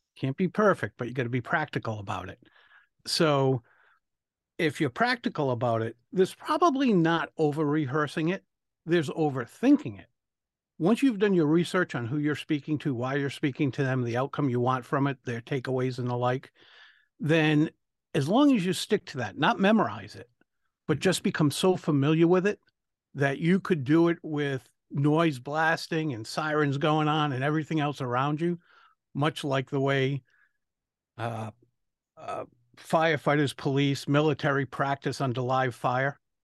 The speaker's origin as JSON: {"language": "English", "region": "Rhode Island", "country": "United States", "said": "I'm from Rhode Island"}